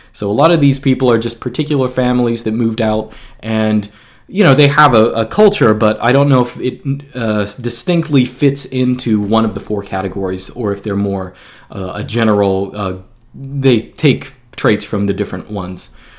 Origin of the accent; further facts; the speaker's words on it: Georgia, United States; I actually grew up in Georgia. I've been moving around, but I grew up in Georgia.